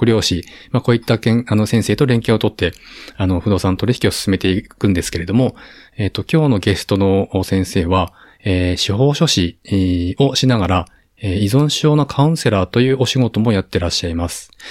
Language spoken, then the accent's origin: Japanese; Koriyama, Fukushima, Japan; moved away as an adult; also born or lived in Shirakawa / Iwaki / Tokyo; 育ちは郡山です。